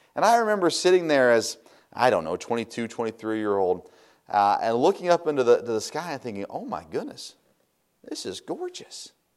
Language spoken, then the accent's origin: English; United States; as American Christians